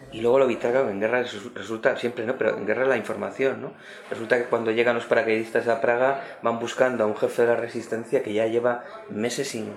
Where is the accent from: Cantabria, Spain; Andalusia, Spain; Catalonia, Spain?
Cantabria, Spain; mi tierra de Cantabria